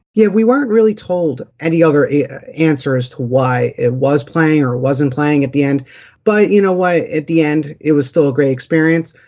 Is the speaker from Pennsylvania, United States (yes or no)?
yes; Philadelphia, Pennsylvania, United States; We're from Philadelphia, and we have that Rocky mentality